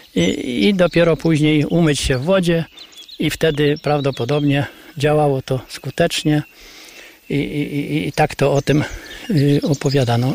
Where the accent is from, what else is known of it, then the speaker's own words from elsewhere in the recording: Kryłów, Lublin Voivodeship, Poland; domu, w którym ja się urodziłem, w którym mieszkałem za, za młodych lat, w którym chodziłem